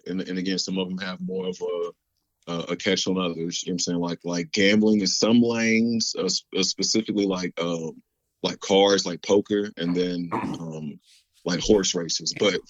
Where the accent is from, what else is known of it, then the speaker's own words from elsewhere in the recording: Florida, United States; also born or lived in Dallas / Ohio; now in Texas; I was born in Dallas, raised in Florida, spent some time in Ohio, and pretty much been in Texas since, 2004 or something.